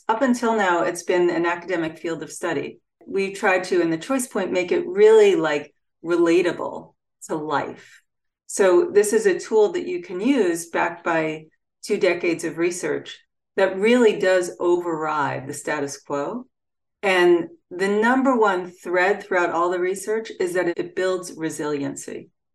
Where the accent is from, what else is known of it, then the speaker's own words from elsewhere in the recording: Freeport, New York, United States; my hometown of Freeport, New York